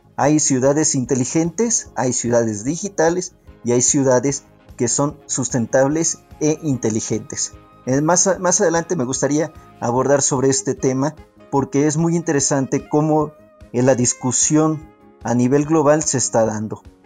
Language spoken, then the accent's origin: Spanish; Mexico City, Mexico; soy eh, originario de la Ciudad de México